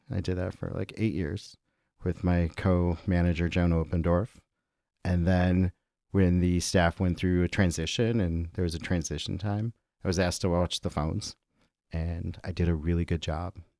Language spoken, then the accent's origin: English; Chicago, Illinois, United States; grew up on the northwest side of Chicago